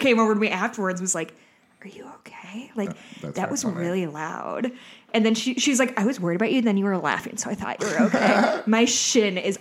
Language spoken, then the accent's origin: English; Indiana, United States; moved away as an adult; also born or lived in Darby, Montana; I left Indiana as quickly as possible, and I moved immediately